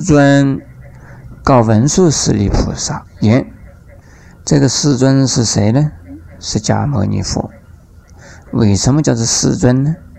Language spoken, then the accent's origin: Chinese; Taiwan; 我们台湾